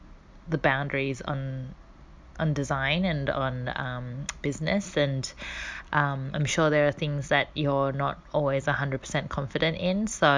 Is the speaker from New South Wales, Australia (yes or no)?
yes; Sydney, New South Wales, Australia; I am from Sydney, Australia.